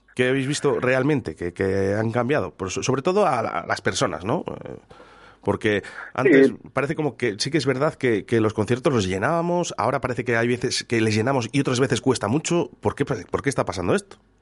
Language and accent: Spanish; Durango, Basque Country, Spain; los que somos de Durango, de Yurreta, de Zaldívar